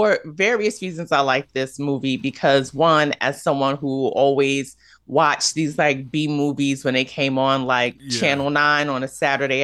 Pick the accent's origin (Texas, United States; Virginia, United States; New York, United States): New York, United States; New York City; moved away as an adult; now in Los Angeles, United States; I'm from New York. This is my first time ever living outside of New York City. I've been, I'm a true and through New Yorker